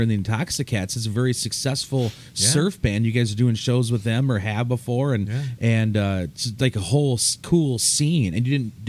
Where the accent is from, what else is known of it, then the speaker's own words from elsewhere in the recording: Midwest, United States; I'm from the Midwest